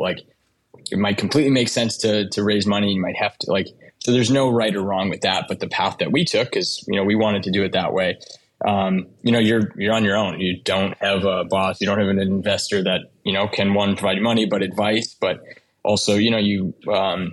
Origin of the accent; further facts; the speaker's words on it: Windsor, Ontario, Canada; moved away as an adult; now in United States; I grew up in Windsor, Ontario, which used to be kind of the auto capital of Canada, next to Detroit.